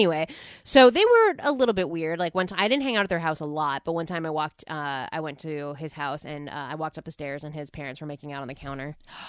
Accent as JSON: {"language": "English", "region": "New Jersey", "country": "United States", "tie": "born or raised there", "said": "when I was growing up in New Jersey"}